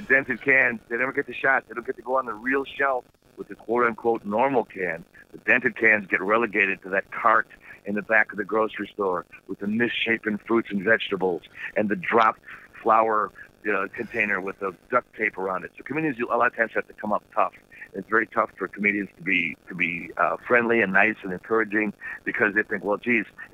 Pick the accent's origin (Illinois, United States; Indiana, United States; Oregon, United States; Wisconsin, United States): Wisconsin, United States; I am from Wisconsin